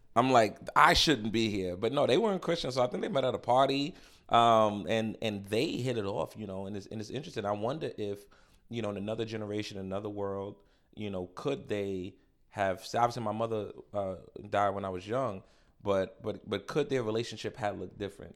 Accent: New York City, New York, United States; moved away as an adult; also born or lived in Warner, Oklahoma / Louisville, Kentucky; I grew up in Harlem

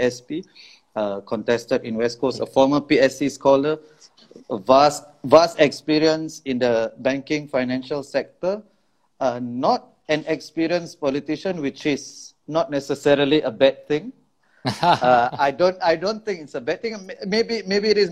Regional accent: Singapore; being Singaporean is an accident of birth

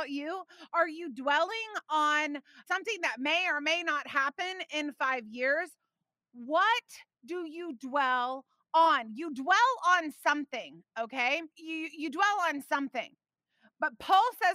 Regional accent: Indiana, United States; moved away; I grew up in Indiana.

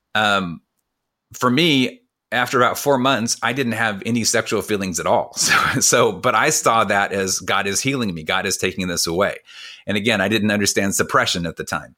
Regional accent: California, United States; I grew up in California, but, but, but we ate like we were from the Midwest

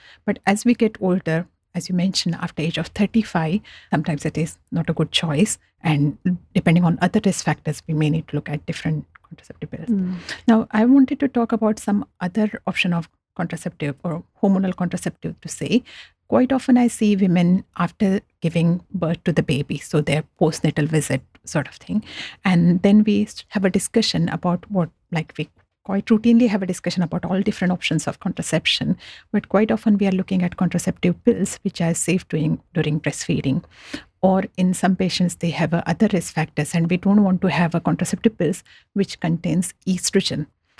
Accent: India; now in Australia; So when I came from India to Australia about 15 years back, I was very surprised that when I went to chemist that I need to get a script from doctor

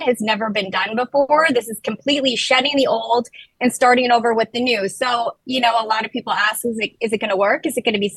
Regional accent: Minnesota, United States; moved away; I'm originally from Minnesota

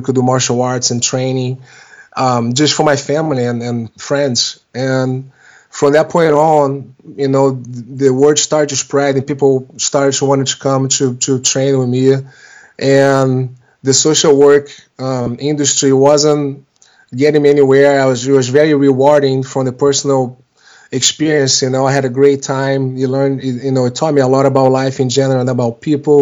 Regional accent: Rio de Janeiro, Brazil; moved away as an adult; now in United States; I was born in Rio de Janeiro in Brazil in 1976. And when I turned 21, I was at the time going to college down there for business. Did a lot of sports growing up down there.

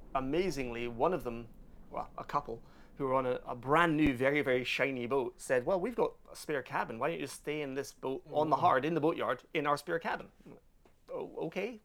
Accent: Glasgow, Scotland, United Kingdom; moved away as an adult

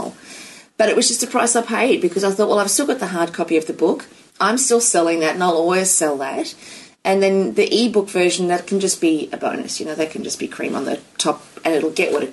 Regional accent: United States; now in Australia; I'm an American citizen

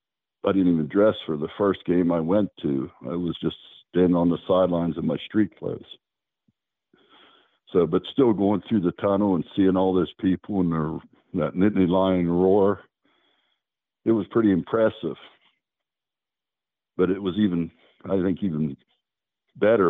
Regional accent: Bellaire, Ohio, United States; moved away; where I grew up in Bel Air, most of the families, very few had money

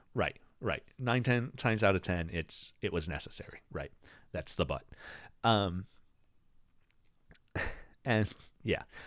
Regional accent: United States; I grew up in America

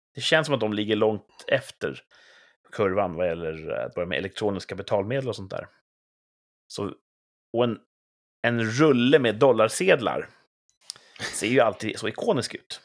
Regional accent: Sweden; vi är från Sverige

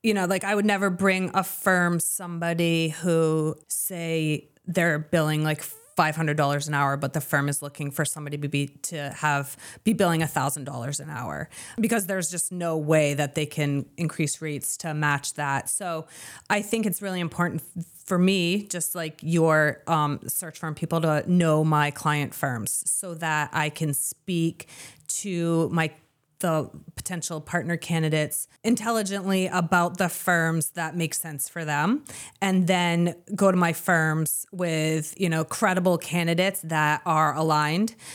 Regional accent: Lewiston, Maine, United States; now in southern Maine, United States; I grew up in Lewiston.

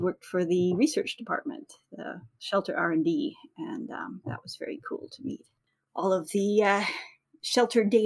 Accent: Manitoba, Canada; I grew up in Manitoba in the 70s

